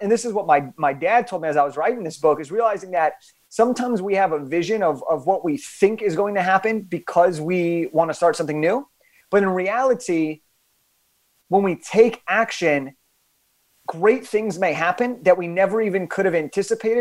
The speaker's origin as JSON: {"language": "English", "town": "Los Angeles", "region": "California", "country": "United States", "said": "I'm from Los Angeles"}